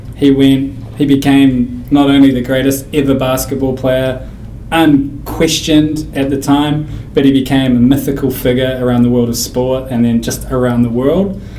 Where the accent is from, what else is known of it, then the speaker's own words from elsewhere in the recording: New Zealand; moved away as an adult; now in United States; growing up in New Zealand